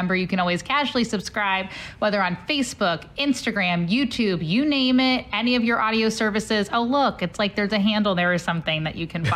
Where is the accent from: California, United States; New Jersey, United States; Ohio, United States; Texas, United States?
Ohio, United States; now in St. Louis, United States; I'm from Ohio